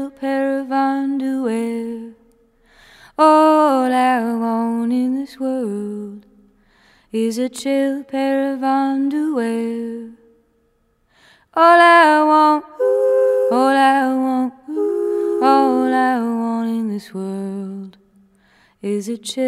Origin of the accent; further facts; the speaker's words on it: Massachusetts, United States; also born or lived in Red Hook, Brooklyn; now in North Carolina, United States; I grew up in Massachusetts